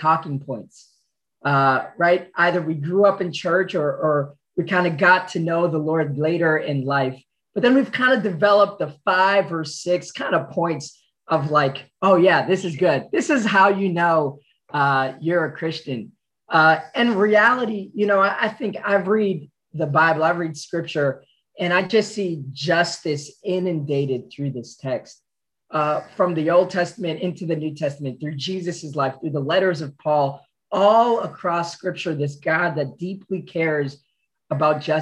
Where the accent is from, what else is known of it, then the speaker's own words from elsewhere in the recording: Boston, Massachusetts, United States; I'm from Boston, and not like outside of Boston, like some people claim Boston, but they're really not from, but I'm from Boston.